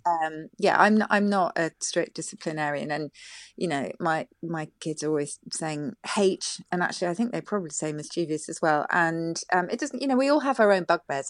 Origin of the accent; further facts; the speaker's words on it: South of England, United Kingdom; I come from the South